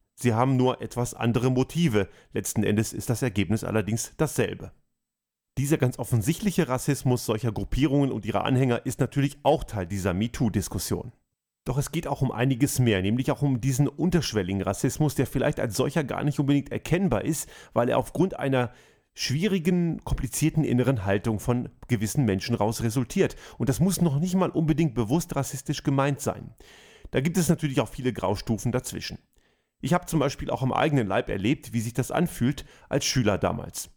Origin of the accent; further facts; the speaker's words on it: Germany; moved away as an adult; now in Austria; Ich bin in Deutschland geboren und aufgewachsen und lebe heute in Österreich